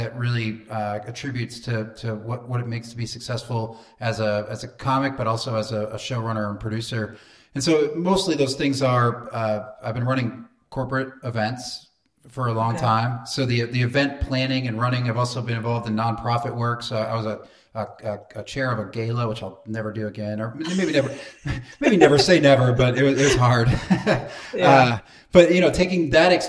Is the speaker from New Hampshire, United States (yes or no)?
yes; New Hampshire, United States; moved away as an adult; now in Houston, United States; I grew up in the state of New Hampshire. I lived there until I was about 25 years old